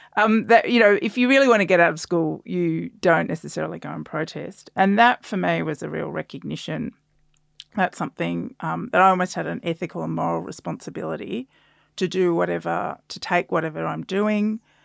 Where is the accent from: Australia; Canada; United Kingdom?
Australia; South Australia; I grew up in South Australia as well.